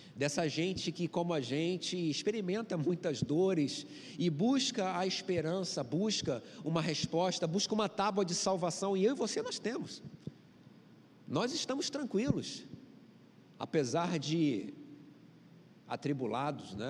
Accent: Rio de Janeiro, Brazil; Sou carioca

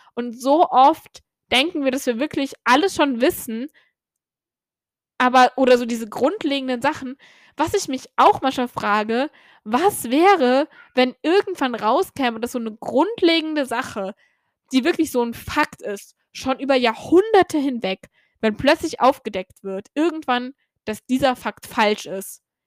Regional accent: Germany; now in Ireland; ich komme aus Deutschland

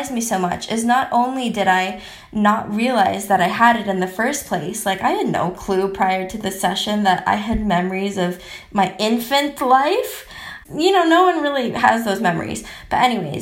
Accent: United States; also born or lived in Philippines; when I was 2 years old, after my mom got all the paperwork done, because she's a boss lady, we moved from the Philippines to America.

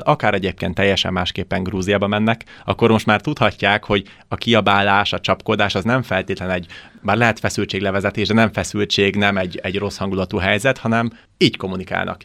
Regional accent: Hungary

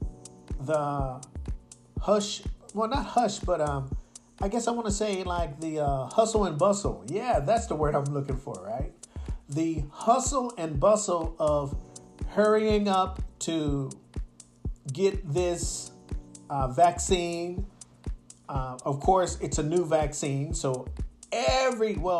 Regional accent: United States; now in Osaka, Japan; I'm from America

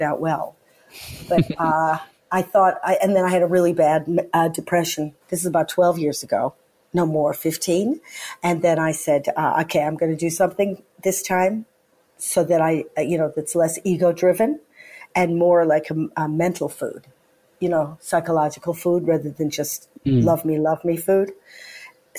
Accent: United States; now in United Kingdom; I'm American

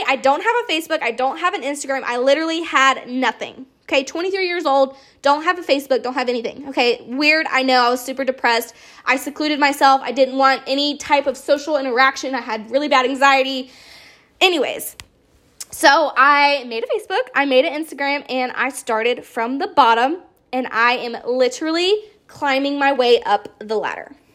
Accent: Charleston, South Carolina, United States; I am from Charleston, South Carolina

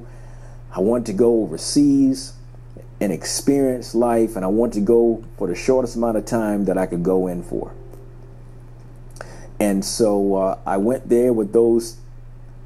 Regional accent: a small town outside of Savannah, Georgia, United States; I grew up in a small town outside of Savannah, Georgia. So I grew up in the South

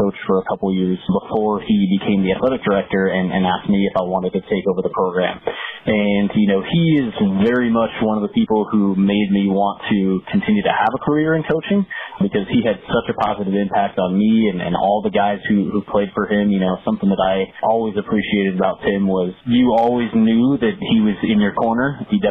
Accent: Milwaukee, Wisconsin, United States; Both my grandparents on my mom's side were born and raised in Milwaukee. And I grew up there

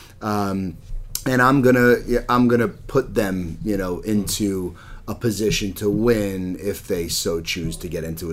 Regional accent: Long Island, New York, United States; I'm from Long Island.

